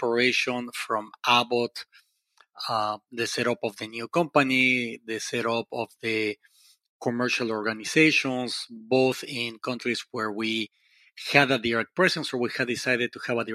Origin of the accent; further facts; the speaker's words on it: Mexico; also born or lived in Poland; I am Mexican. So I am Latin American by not only by birth, but also, you know, in heart.